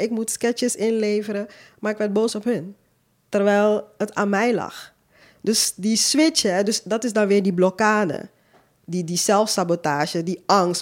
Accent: Suriname; moved away as an adult; now in Netherlands; Ik kom zelf uit Suriname, ik ben daar geboren, ik heb tot mijn 23ste gewoond

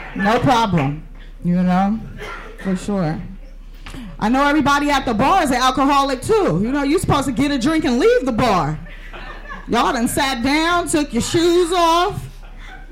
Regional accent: San Francisco, California, United States; I'm from San Francisco.

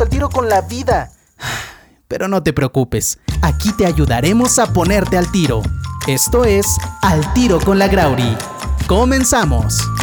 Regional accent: Peru; now in Mexico; somos los peruanos

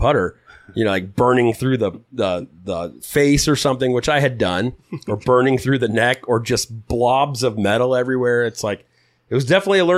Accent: Huntington Beach, California, United States; also born or lived in Arizona; I grew up in Huntington Beach, born and raised

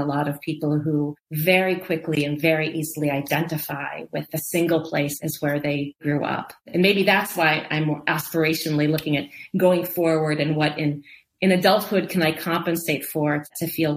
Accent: Lincoln, Nebraska, United States; moved away as an adult; also born or lived in Oak Park, Illinois; I was born in Oak Park, a due west suburb of Chicago. My parents met in Chicago. My dad was a lifelong Chicagoan. So I was born in Oak Park and lived there until I was 10. And then my family moved to Lincoln, Nebraska

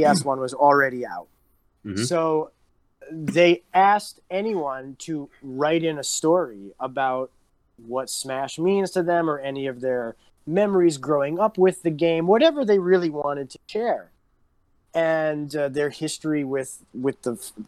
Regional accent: New York, United States; moved away; I grew up in New York

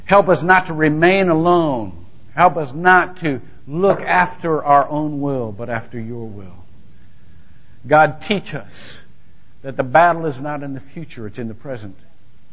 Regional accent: Shelby, United States; now in Longwood, United States; my hometown.

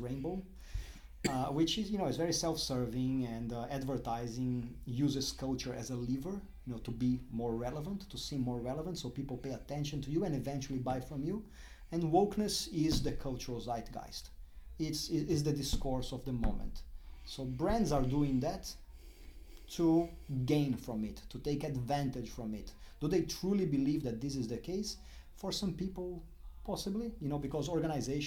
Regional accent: Brazil; moved away as an adult; also born or lived in Durham, United Kingdom / London, United Kingdom; now in Melbourne, Australia; As much as you can hear my accent, when you look at me, I don't look Brazilian

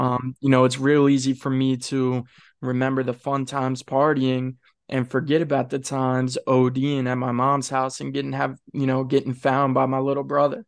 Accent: Kent County, Eastern Shore, Maryland, United States; moved away; I grew up over there on the eastern shore, man. I grew up in Kent County

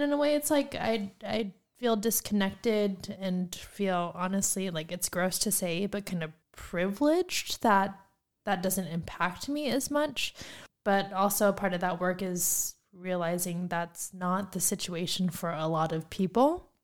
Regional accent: Phoenix, Arizona, United States; both of us were born and raised in Phoenix, Arizona. I have stayed in Phoenix in and around Phoenix my entire life thus far.

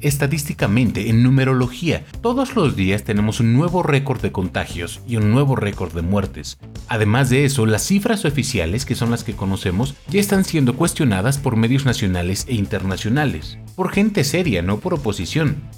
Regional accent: Mexico; como buen mexicano crecí

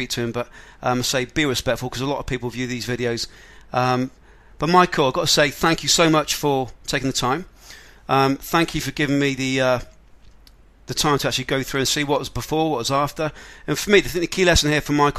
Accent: England, United Kingdom; I'm not from Australia, from England

